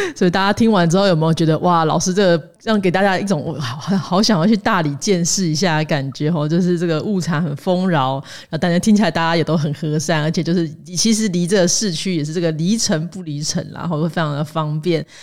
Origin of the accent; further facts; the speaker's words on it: central Taiwan, Taiwan; 我是中部人，我希望大家多认识一下台中